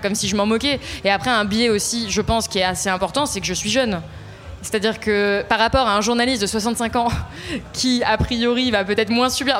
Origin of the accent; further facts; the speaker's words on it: Ardèche, Auvergne-Rhône-Alpes, France; moved away; J'ai pas grandi à Paris, euh, je viens pas euh, voilà, d'une famille où j'ai baigné dans le journalisme euh, très mhm. jeune. Et donc je viens d'Ardèche, d'un tout petit village